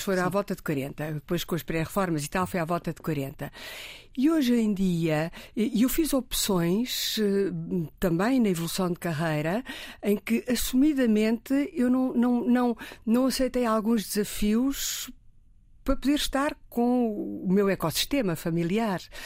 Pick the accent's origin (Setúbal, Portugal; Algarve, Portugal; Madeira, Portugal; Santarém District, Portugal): Santarém District, Portugal; Riachos; born or raised there; moved away as an adult; now in Lisbon, Portugal